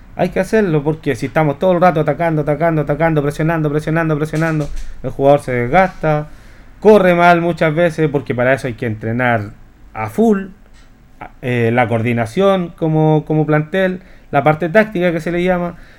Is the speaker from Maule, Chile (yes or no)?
yes; Linares, Maule, Chile; uno como linarense